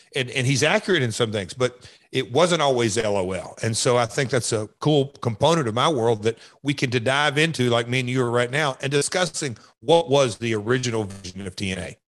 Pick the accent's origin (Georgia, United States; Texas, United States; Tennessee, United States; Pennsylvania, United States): Tennessee, United States; Nashville; I am from Nashville